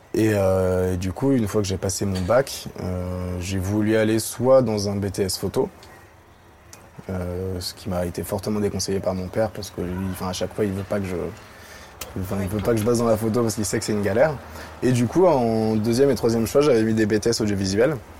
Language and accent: French; Paris, Île-de-France, France; j'ai grandi à Paris. Je suis né en 1994.